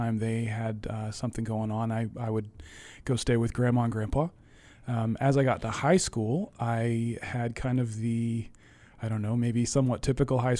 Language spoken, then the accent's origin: English; Castle Rock, Colorado, United States; moved away as an adult; also born or lived in Arkansas / Tennessee / Angola; now in Boston, United States; I grew up in Castle Rock, Colorado, which in 1981, when I was born, was a little town of about 3,000 people